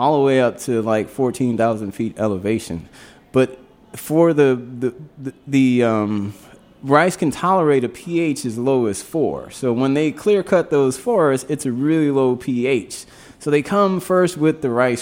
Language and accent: English; Louisiana, United States; moved away; I grew up down in Louisiana